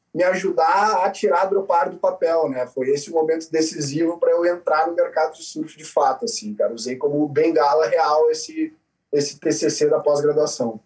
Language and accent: Portuguese; Rio Grande do Sul, Brazil; also born or lived in Petrópolis, Rio de Janeiro / Florianópolis, Santa Catarina; com 10 anos, a minha mãe, que é gaúcha, a gente acabou indo para o Rio Grande do Sul